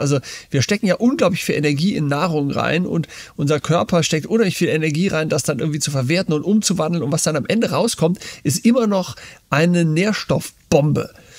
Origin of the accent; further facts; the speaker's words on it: Germany; also born or lived in United States; als ich in Amerika in der Schule war, da kommt man natürlich so als Deutscher